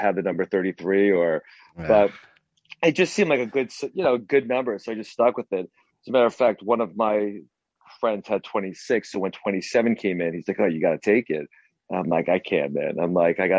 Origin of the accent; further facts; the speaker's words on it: New York, United States; I'm from New York